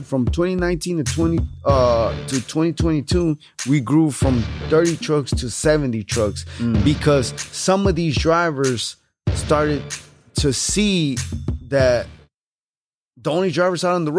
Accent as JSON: {"language": "English", "town": "Houston", "region": "Texas", "country": "United States", "tie": "born or raised there", "said": "All right, so I was born and raised here in Houston, Texas. My parents are from Mexico."}